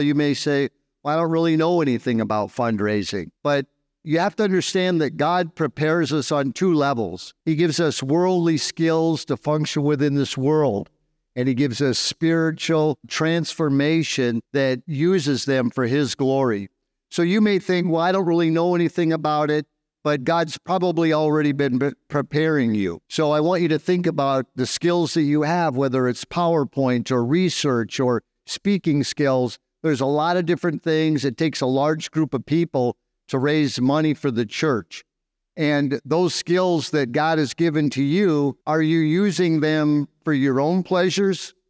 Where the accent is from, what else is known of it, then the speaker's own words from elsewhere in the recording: Southern California, United States; moved away as an adult; now in Dumaguete, Philippines; I'm from Southern California